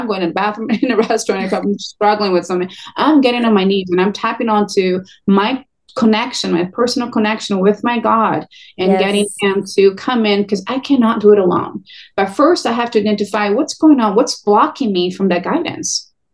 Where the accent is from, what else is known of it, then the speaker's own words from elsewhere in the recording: Brazil; now in California, United States; I'm Brazilian. I'm from Brazil originally.